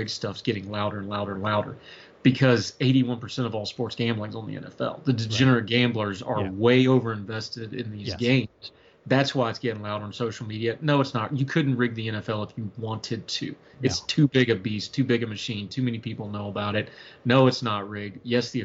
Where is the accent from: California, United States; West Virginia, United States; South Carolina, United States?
West Virginia, United States; I'm a West Virginia guy